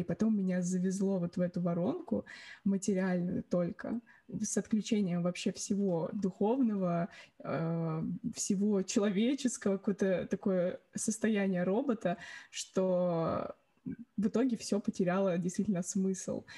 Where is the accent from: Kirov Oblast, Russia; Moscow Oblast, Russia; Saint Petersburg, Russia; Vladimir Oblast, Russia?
Moscow Oblast, Russia; Orekhovo-Zuyevo; now in London, United Kingdom; я из города Орехово-Зуево.